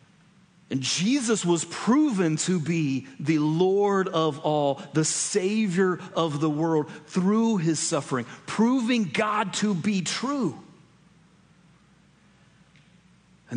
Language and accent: English; United States; we in the United States